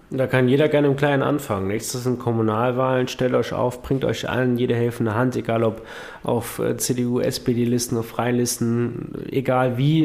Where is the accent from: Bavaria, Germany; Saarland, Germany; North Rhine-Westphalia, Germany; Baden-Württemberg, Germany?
Saarland, Germany; bei uns im Saarland